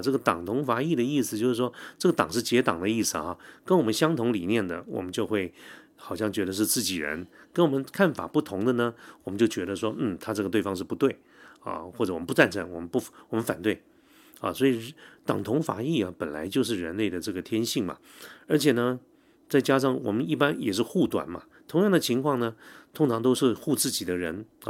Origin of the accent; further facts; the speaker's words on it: Taiwan; 我记得我小的时候，因为我父亲是警察嘛哈，警察在那个年代几乎都是外省人，所以我从小就住在警察宿舍